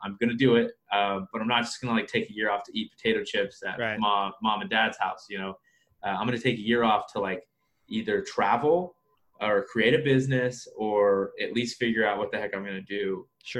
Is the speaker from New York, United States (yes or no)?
no; Wichita, Kansas, United States; Born and raised in Wichita, Kansas